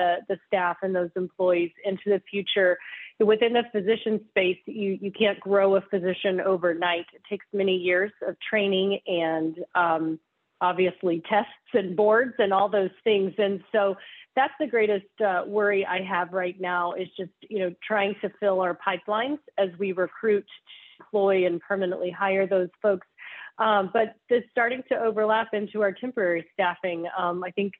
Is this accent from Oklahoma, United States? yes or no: yes; Oklahoma, United States; I'm from Oklahoma